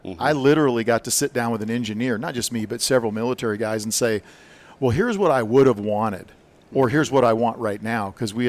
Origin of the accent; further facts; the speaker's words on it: South Dakota, United States; I grew up in South Dakota, and I had a 30-30 lever gun that I killed my first deer with.